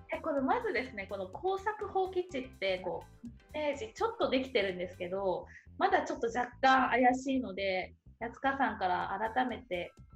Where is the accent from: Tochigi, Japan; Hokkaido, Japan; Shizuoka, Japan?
Shizuoka, Japan; moved away as an adult; 私静岡出身